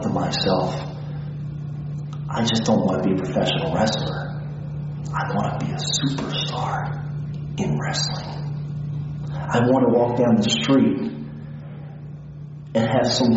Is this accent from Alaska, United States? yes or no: no; Philadelphia, Pennsylvania, United States; I was born in Philadelphia. I grew up all my life in a small neighborhood called Port Richmond.